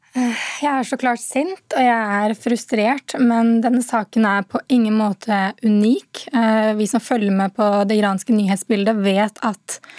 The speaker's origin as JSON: {"language": "Norwegian", "country": "Norway", "tie": "born or raised there", "said": "jeg har vokst opp i Norge"}